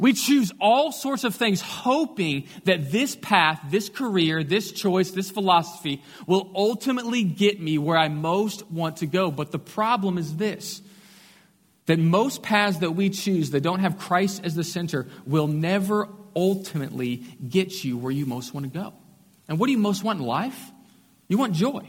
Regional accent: Katy, Texas, United States; I grew up just outside of Houston in Katy, west side

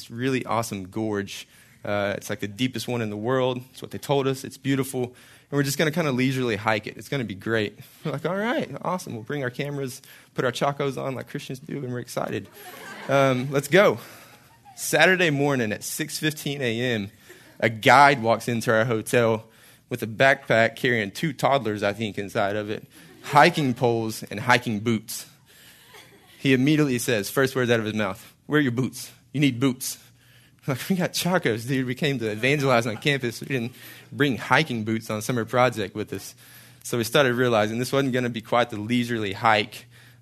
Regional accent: Hallsville, Texas, United States; moved away as an adult; also born or lived in Marshall, Texas / College Station, Texas; I grew up in Hallsville, Texas, a little northeast from here a little bit, east of Longview, east of Tyler, east of Dallas

